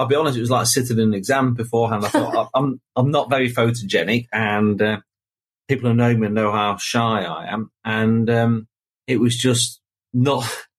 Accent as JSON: {"language": "English", "region": "England", "country": "United Kingdom"}